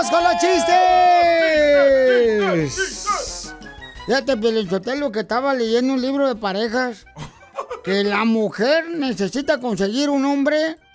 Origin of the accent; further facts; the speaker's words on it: Sahuayo, Michoacán, Mexico; now in United States; Yo vine de Zaguay, Michoacán, aquí a triunfar.